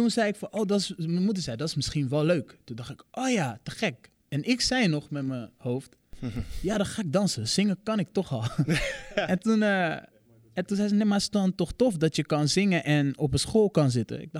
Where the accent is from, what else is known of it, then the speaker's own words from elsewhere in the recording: Rotterdam, South Holland, Netherlands; Ja, ik kom uit Rotterdam, geboren en getogen.